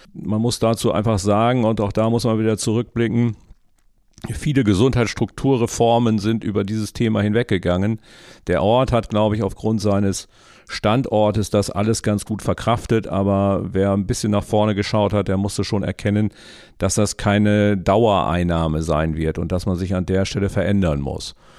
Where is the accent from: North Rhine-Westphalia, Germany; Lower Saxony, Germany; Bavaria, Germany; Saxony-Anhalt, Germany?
North Rhine-Westphalia, Germany; Bad Oeynhausen; moved away as an adult; also born or lived in Wangerooge; Wir kommen ja aus Bad Oeynhausen aus der Historie heraus